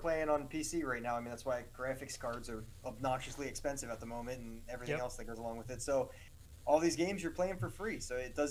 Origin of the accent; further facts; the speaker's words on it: outside Philadelphia, New Jersey, United States; Right outside of Philadelphia, South Jersey